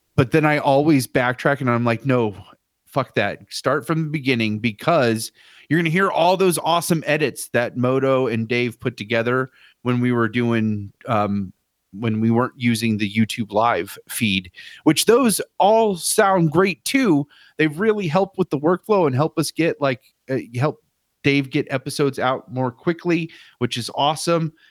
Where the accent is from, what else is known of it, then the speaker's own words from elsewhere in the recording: Dayton, Ohio, United States; Dayton, my hometown